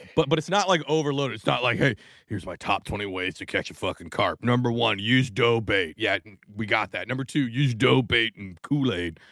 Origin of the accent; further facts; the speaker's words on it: Washington, United States; now in New Jersey, United States; I'm originally from Washington State